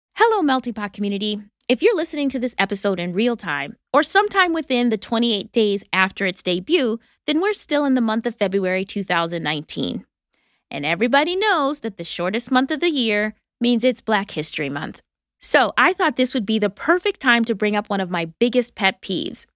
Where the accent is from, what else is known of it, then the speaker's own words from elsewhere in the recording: Wisconsin, United States; moved away; also born or lived in Brooklyn; I didn't grow up in Canada but I was like Canada adjacent in Wisconsin